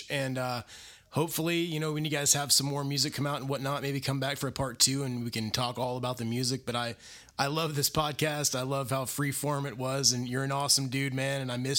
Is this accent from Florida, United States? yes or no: no; Indiana, United States; Like, I grew up in Indiana, which is fairly close to Kansas City.